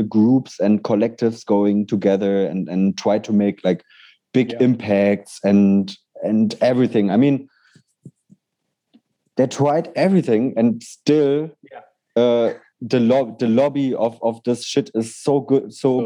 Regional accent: Berlin, Germany; I love Berlin and I will never stop loving it because it's my hometown

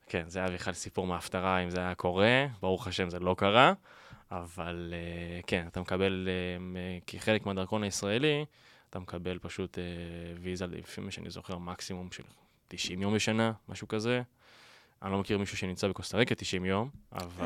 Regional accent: Binyamina, Haifa District, Israel; moved away as an adult; now in Tel Aviv, Israel; אני בא מבנימינה. אה, גדלתי שם כל חיי

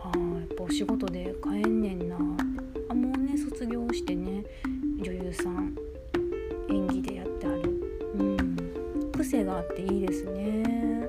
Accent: Kobe, Hyogo, Japan; 私あの神戸っ子なんですけど

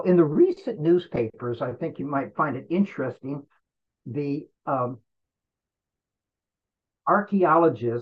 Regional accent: Florida, United States; my home state of Florida

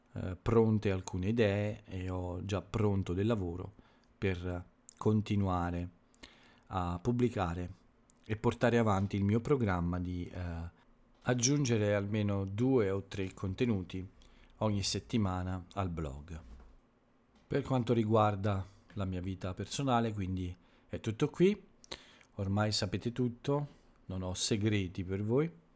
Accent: Italy; nel mio paese, quindi in Italia

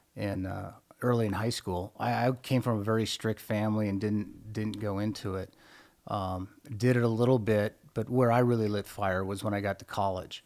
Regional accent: Midwest, United States; I grew up in the Midwest in a small farming town

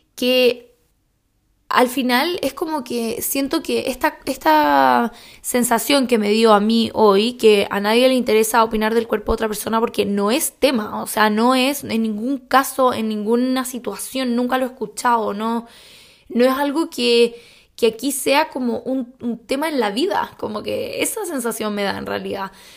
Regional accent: Chile; moved away; como buena chilena

